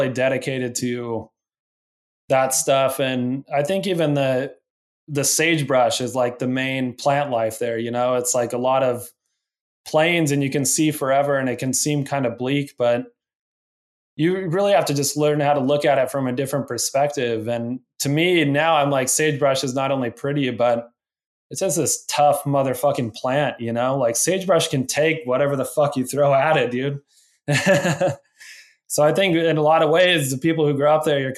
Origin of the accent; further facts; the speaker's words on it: Rock Springs, Wyoming, United States; moved away; growing up in Rock Springs.